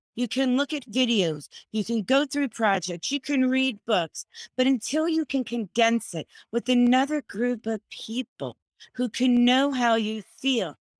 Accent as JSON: {"language": "English", "region": "Florida", "country": "United States", "said": "I'm from Florida"}